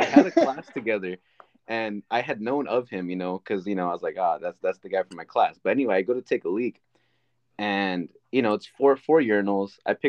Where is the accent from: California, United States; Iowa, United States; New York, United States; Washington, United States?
California, United States; Salinas; I grew up in the motherfucking 831. We call it Salah.